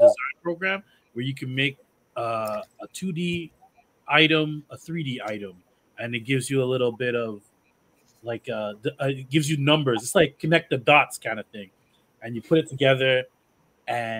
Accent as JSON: {"language": "English", "country": "Canada", "tie": "born or raised there", "said": "I was born in Canada. I'm St. Lucia and Dominica. So my parents met up here"}